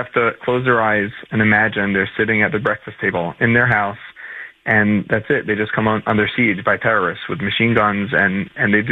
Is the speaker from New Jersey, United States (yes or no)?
yes; New Jersey, United States; now in New York, United States; I live in New York. I'm from New Jersey